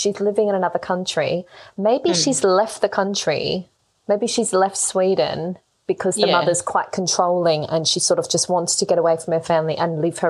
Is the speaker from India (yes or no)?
no; Australia; accent: Australian; moved away; I don't know why I'm trying to do it because it is my accent.